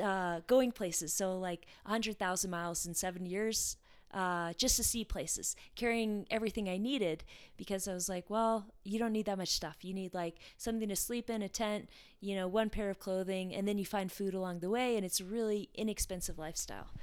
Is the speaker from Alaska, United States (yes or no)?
yes; Alaska, United States; Revelate Designs, which is from my hometown in Alaska